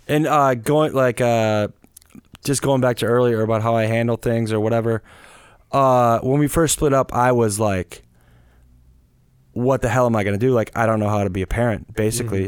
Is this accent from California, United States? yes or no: no; Wisconsin, United States; moved away as an adult; as a kid growing up in the Midwest